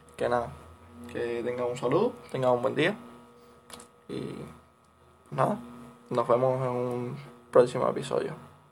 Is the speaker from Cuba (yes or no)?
yes; Cuba; soy latinoamericano, sí, vivo en Cuba y, y la situación de mi país no es la mejor